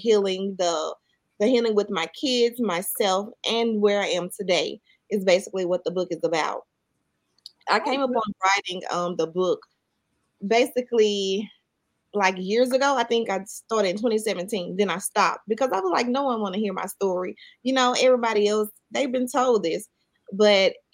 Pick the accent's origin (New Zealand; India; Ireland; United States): United States; Mississippi; I'm from the country. I'm from Mississippi. So we all just grew up and went outside and played